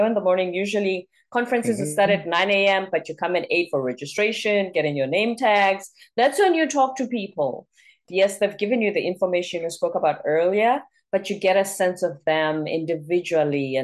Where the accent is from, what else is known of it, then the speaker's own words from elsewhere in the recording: South Africa; accent: South African; moved away; my South African accent